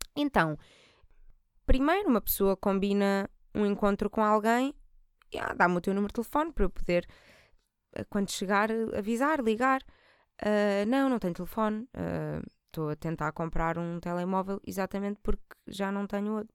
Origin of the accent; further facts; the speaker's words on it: Portugal; eu também sou da margem sul